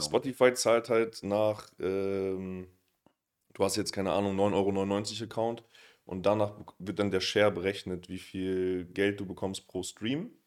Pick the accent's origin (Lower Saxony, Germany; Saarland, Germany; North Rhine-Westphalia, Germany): Lower Saxony, Germany; Oldenburg; now in Berlin, Germany; ich komme aus Oldenburg